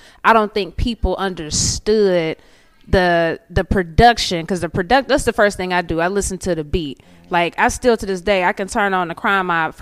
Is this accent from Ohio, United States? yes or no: yes; Cincinnati, Ohio, United States; now in Atlanta, United States; I'm from Cincinnati, Ohio